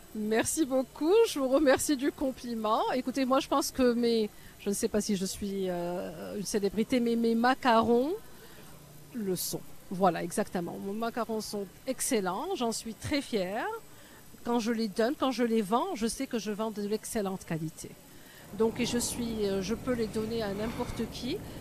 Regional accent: Morocco; moved away as an adult; also born or lived in United States / Paris, France / Canada; now in Toronto, Canada; je suis marocaine, j'ai grandi au Maroc, mais j'ai fait mes études aux États-Unis

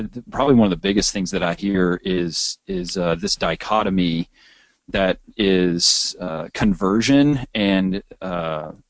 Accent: Texas, United States; I'm a Texan.

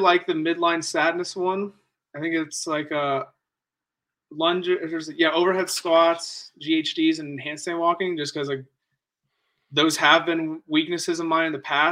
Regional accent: Akron, Ohio, United States; I was born in Akron and raised in Akron. I still go to school in Akron

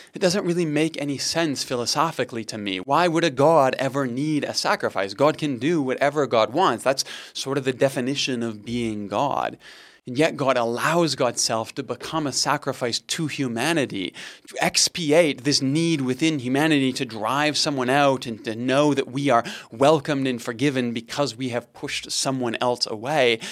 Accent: Canada; just being a Canadian, Christianity is the water in which we swim

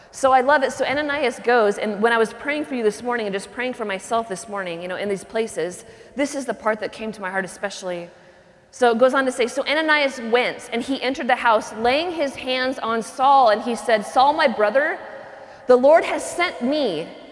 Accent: Pacific Northwest, United States; I grew up in the Pacific Northwest

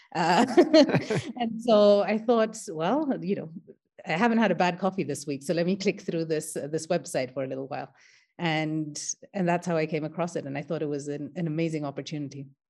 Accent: Kenya; I am an Indian Kenyan. So my ancestors came to Kenya as indentured laborers

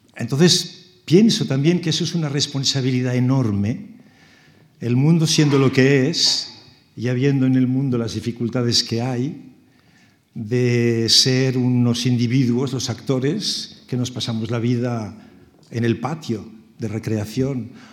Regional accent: Barcelona, Catalonia, Spain; moved away; also born or lived in Strasbourg; de pequeño en Barcelona

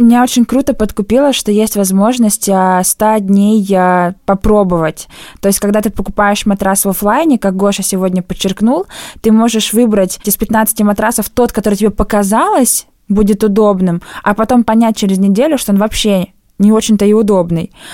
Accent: Ulan-Ude, Buryatia, Russia; в моем родном городе Улан-Удэ

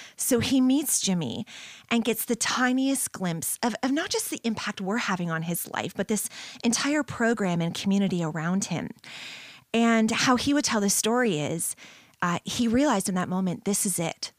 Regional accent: St. Catharines, Ontario, Canada; moved away as an adult; now in London, Canada; I was born and raised here in Saint Catharines.

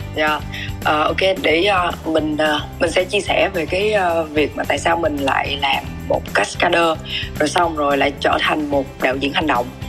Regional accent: Mekong Delta, Vietnam; moved away; ở miền Tây quê

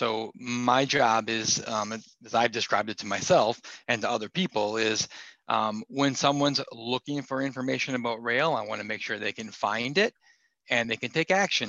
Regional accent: Marshfield, Wisconsin, United States; now in Seattle, United States; I live in Seattle. I grew up in Marshfield, though, and have worked for rail for a long time now.

